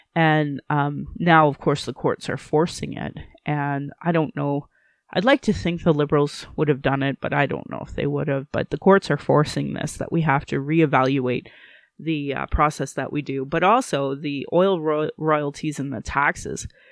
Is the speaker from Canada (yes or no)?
yes; Sylvan Lake, Alberta, Canada; now in Calgary, Canada; growing up in Sylvan Lake